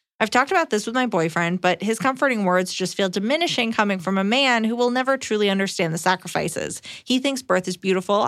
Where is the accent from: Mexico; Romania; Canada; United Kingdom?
Canada; Hi, Iliza and Emily. Longtime fan here. I'm a Canadian woman, 26, and discovered Iliza watching an episode of Just for Laughs over a decade ago.